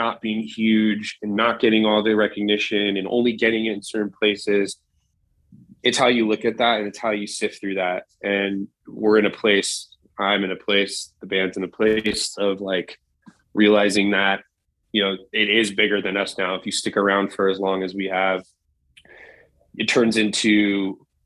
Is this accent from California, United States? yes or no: yes; Southern California, United States; born or raised there